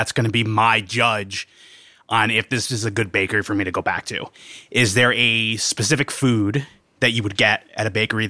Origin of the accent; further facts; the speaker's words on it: Hoboken, New Jersey, United States; from Hoboken, New Jersey.